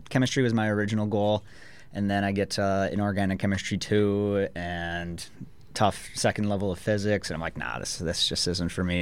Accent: International Falls, Minnesota, United States; moved away as an adult; now in Danbury, United States; I am from Minnesota, not from the Twin Cities. I'm from International Falls, which is right on the Canadian border

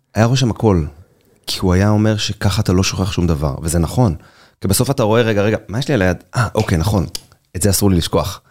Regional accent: Israel; אני ישראלי, אחרי צבא, שלא מבין כלום מהחיים שלו, עם אנגלית רצוצה.

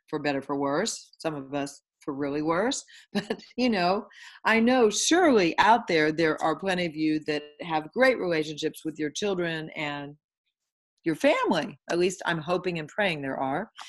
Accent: Houston, Texas, United States; I am currently from Houston, Texas, and living in Houston, Texas

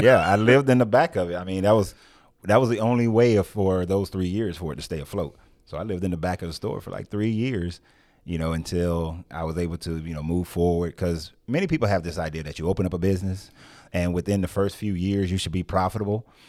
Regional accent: Marietta, Georgia, United States; I was born and raised in Marietta, Georgia

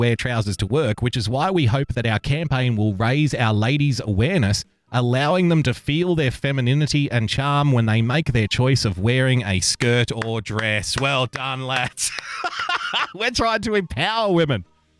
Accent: Australia; Now, as an Australian, I can tell you culturally, we are prone to drinking games and drinking obscene amounts of alcohol whenever possible.

